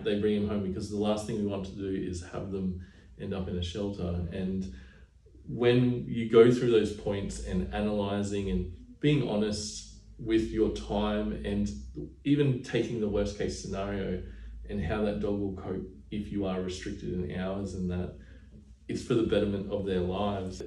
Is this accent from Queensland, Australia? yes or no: yes; Burpengary, Queensland, Australia; I grew up on acreage in Burpengary, Queensland, as a little young fella